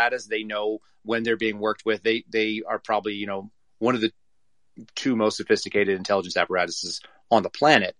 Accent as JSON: {"language": "English", "country": "United States", "said": "I'm an American first, and I'm kind of unapologetically so"}